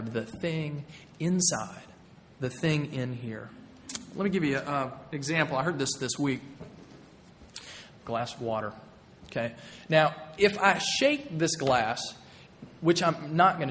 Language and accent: English; Nashville, Tennessee, United States; moved away; also born or lived in North Carolina; I grew up in Middle Tennessee, in Nashville, Tennessee